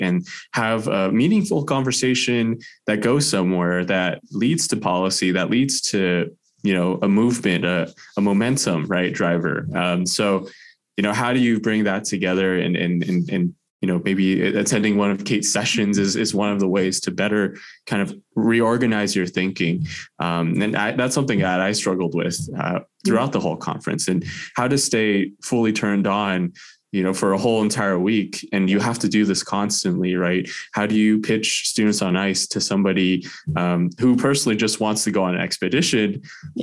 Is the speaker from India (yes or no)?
no; California, United States; moved away as an adult; now in Fairbanks, United States; I was originally from California